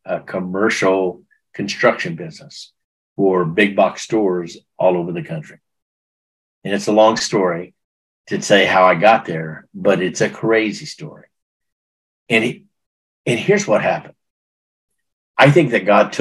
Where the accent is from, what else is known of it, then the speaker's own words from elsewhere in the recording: Texas, United States; I'm from Texas